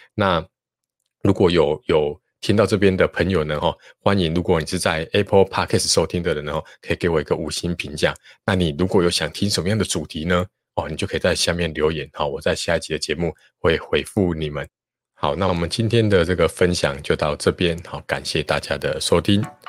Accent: Taichung, Taiwan; 我是台中人

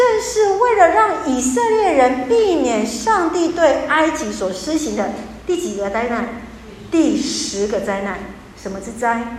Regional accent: Taiwan; 我们台湾人

